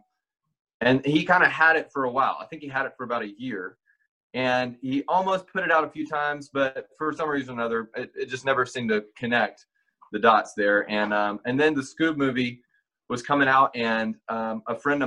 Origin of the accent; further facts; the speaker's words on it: Meridian, Mississippi, United States; now in Nashville, United States; I'm from a town called Meridian